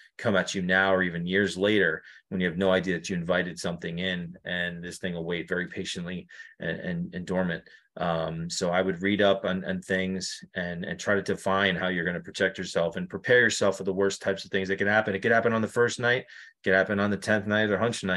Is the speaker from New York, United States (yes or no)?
yes; New York, United States; now in Connecticut, United States; I live in Connecticut right now. You know, it's probably like a couple of hours away, but I'm originally from New York.